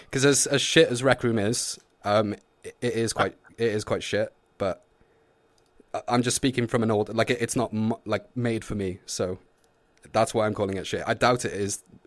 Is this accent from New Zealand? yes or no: no; Wales, United Kingdom; I'm Welsh.